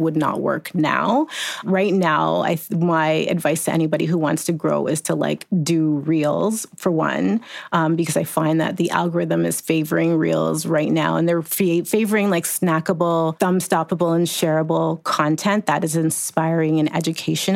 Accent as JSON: {"language": "English", "country": "Jamaica", "said": "I'm Jamaican, so I've always had like 5 jobs"}